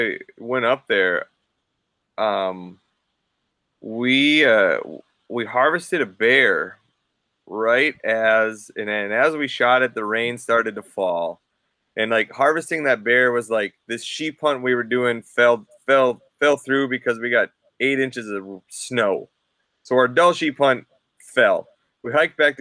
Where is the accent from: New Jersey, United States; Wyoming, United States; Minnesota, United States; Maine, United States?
Minnesota, United States; accent: non-regional dialect; now in Fairbanks, United States; me growing up in Minnesota. Interesting fact, I grew up in the only county in Minnesota that doesn't have a lake